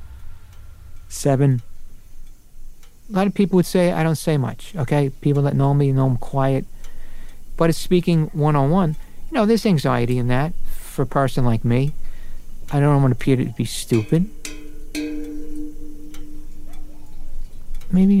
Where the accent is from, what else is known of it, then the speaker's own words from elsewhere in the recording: Brooklyn, New York, United States; I was grew up as an Irish Catholic in Brooklyn